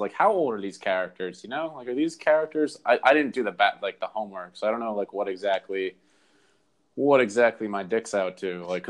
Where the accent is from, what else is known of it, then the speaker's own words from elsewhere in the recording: New England, United States; I'm from New England